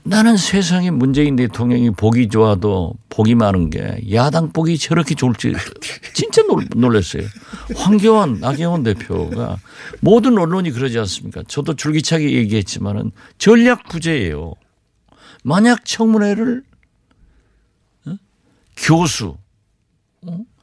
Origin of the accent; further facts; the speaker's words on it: Jindo, South Jeolla, South Korea; moved away; 우리 고향 진도